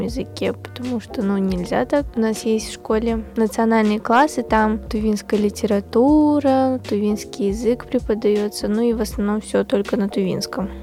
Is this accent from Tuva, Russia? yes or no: yes; Kyzyl, Tuva, Russia; moved away as an adult; also born or lived in Erzinsky District, Tuva; now in Moscow, Russia; мой родной край – это Республика Тыва